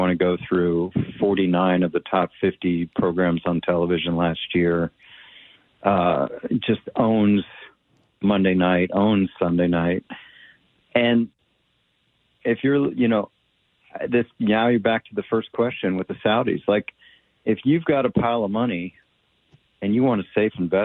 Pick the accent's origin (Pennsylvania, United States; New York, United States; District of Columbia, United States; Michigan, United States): District of Columbia, United States; Washington; I'm from Washington, D.C.